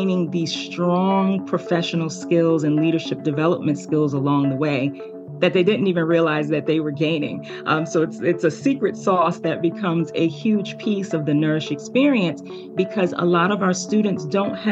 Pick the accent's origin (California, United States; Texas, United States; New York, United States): New York, United States; New York City; I grew up in New York City in, you know, a very underserved community